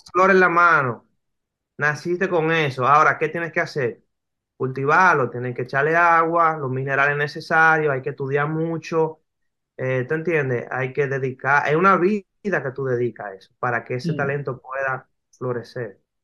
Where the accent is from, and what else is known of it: Dominican Republic; also born or lived in New York